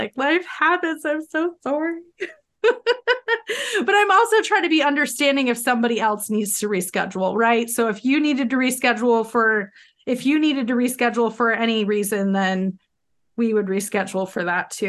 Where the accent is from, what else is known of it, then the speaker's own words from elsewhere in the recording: northern New York, United States; where I'm from is like northern New York, and so it's right near the Cornwall Bridge to get to Canada. Yeah, that's where I'm from, but my grandfather, yeah, he's from Montreal.